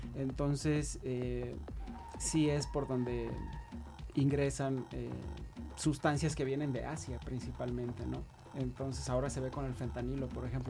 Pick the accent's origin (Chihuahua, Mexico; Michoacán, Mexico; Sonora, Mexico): Sonora, Mexico; Hermosillo; moved away; yo soy de Sonora, del norte del país, de México